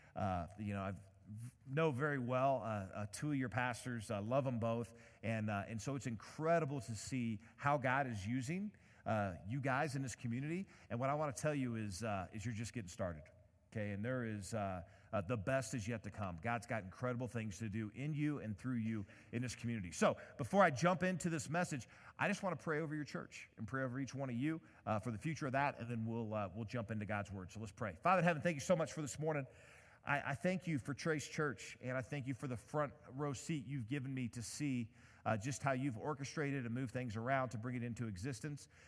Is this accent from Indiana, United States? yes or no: yes; Indiana, United States; I'm from Indiana